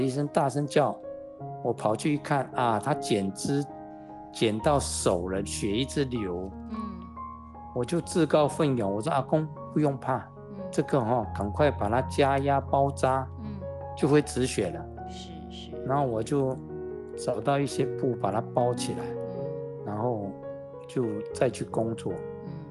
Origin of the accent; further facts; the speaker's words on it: Dashu Township, Kaohsiung, Taiwan; 那个时候我老家在大树